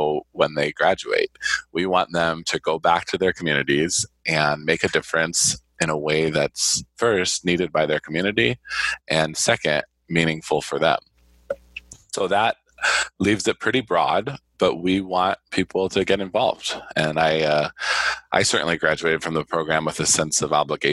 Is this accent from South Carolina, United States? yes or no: no; Ohio, United States; also born or lived in Michigan; now in Arizona, United States; I was born in Michigan, and you mentioned that I grew up in Ohio